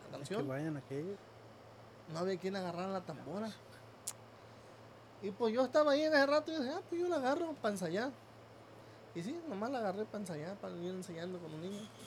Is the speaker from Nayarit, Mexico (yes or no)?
yes; Rosa Morada, Nayarit, Mexico; pero en realidad yo soy de ahí de Rosa Morada, Nayarit se llama